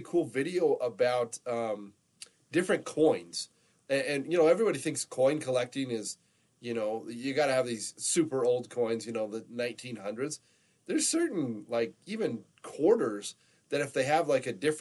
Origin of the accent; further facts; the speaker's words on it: Pahrump, Nevada, United States; I grew up down in the Las Vegas area. We were over the hump in Pahrump